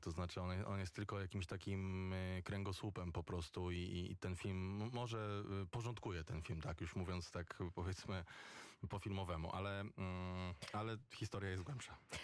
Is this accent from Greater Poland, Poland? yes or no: no; Warsaw, Masovian Voivodeship, Poland; ja jestem z Grochowa